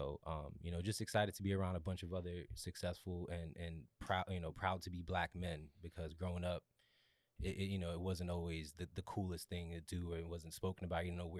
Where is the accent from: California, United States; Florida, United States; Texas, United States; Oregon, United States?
Florida, United States; Miami; also born or lived in Bronx; now in Atlanta, United States; I was born in the Bronx. I grew up in Miami, and I've been in Atlanta for the past 12 years.